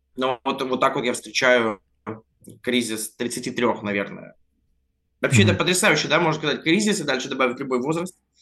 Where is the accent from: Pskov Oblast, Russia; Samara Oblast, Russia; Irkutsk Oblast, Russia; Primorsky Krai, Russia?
Primorsky Krai, Russia; Vladivostok; moved away as an adult; also born or lived in Altai; now in Moscow, Russia; так-то я живу в Москве, но большую жизнь я прожил в Владивостоке